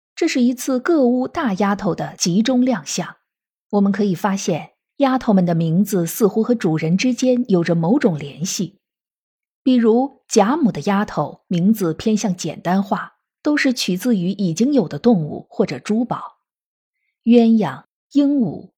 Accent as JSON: {"language": "Chinese", "country": "China", "said": "我们中国人是一个非常重视姓名的民族"}